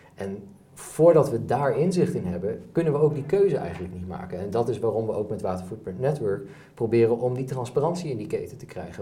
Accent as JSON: {"language": "Dutch", "town": "Enschede", "region": "Overijssel", "country": "Netherlands", "said": "we hebben gemiddeld als Nederlander en dus ook als Enschedeer"}